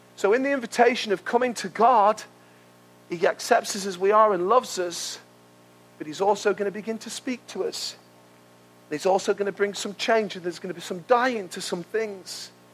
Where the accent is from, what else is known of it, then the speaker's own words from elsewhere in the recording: United Kingdom; we're British